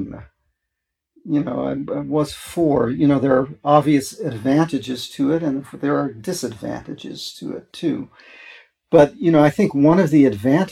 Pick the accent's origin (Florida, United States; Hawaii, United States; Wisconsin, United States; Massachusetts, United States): Wisconsin, United States; Milwaukee; moved away as an adult; now in San Francisco, United States; I grew up in Milwaukee, Wisconsin.